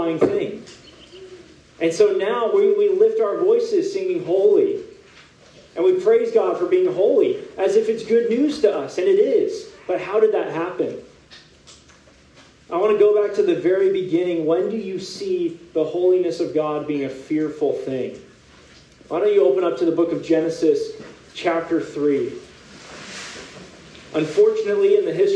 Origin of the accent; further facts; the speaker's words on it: California, United States; now in San Diego, United States; I am from California, born and raised in a pretty hot part of California